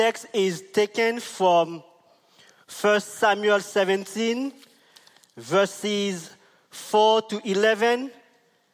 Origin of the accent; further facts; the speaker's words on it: St. Vincent & Grenadines; We are from St. Vincent